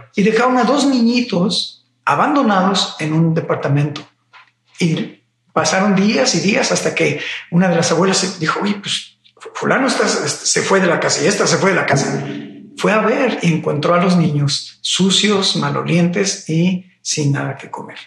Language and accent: Spanish; Mexico City, Mexico; Soy originario de la Ciudad de México